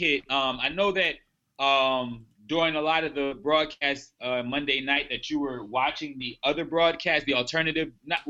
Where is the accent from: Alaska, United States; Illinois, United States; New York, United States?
New York, United States; Peyton's my guy, and I'm a New Yorker on top of that.